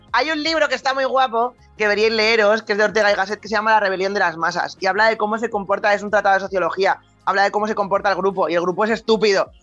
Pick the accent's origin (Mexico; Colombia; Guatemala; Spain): Spain; also born or lived in Denmark; como español